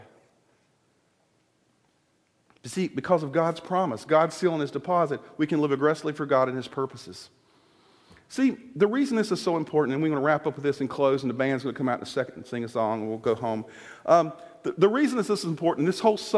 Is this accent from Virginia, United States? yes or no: yes; Virginia, United States; moved away; we use it in Virginia